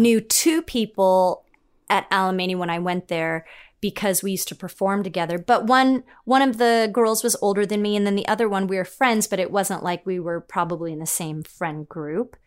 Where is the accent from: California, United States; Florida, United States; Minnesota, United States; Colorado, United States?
California, United States; Los Angeles; accent: Valley girl; I grew up in the Valley. I, uh, when I was a little kid, my parents moved because of work, so I grew up in Chatsworth.